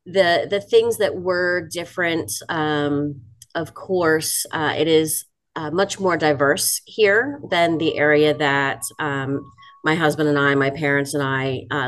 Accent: New Jersey, United States; moved away as an adult; now in Montgomery, United States; So I was born and raised in South Jersey, as we called it. So not the typical, North Jersey congested, New York style living. The southern end is pretty rural

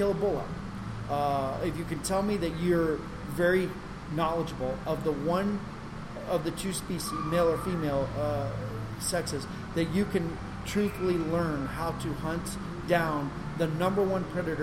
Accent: New Mexico, United States; as a kid growing up in New Mexico

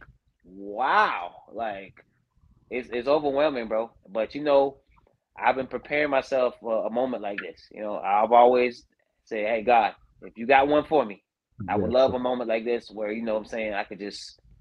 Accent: Andrews, South Carolina, United States; I represented my hometown of Andrew, South Carolina

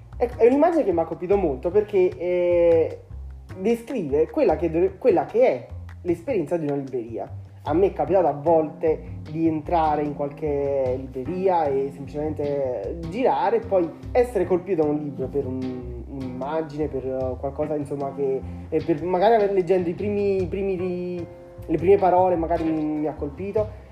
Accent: Angri, Campania, Italy; Quando ero piccolo, purtroppo non avevamo una vera libreria nel mio paese e spesso ci toccava andare a Salerno

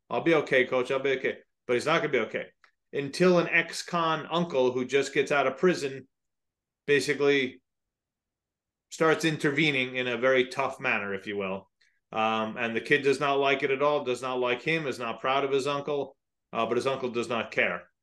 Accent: just outside of the Bronx, New York, United States; I grew up just outside of the Bronx

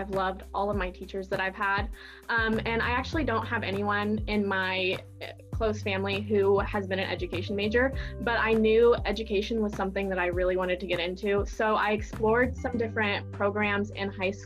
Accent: Silver Lake, Kansas, United States; And I am from Silver Lake, Kansas. So I went to high school in Silver Lake

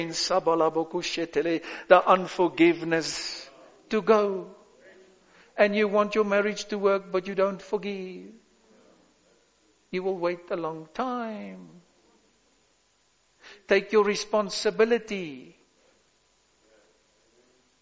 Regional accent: South Africa; I am a South African as well. a white one

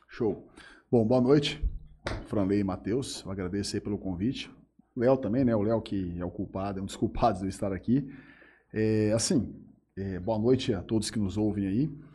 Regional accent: Urânia, São Paulo, Brazil; also born or lived in Jales; eu vivi a minha vida toda em Urânia

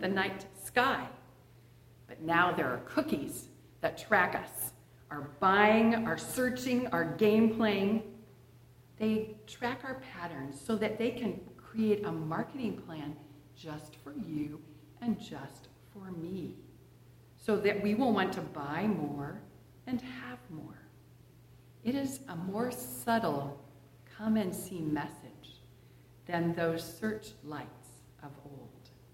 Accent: Edgewood, Washington, United States; During the 1960s, I was a little girl growing up in Edgewood, just north of Puyallup, east of Fife, east of Tacoma

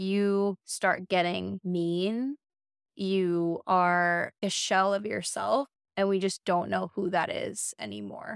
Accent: United States; born or raised there

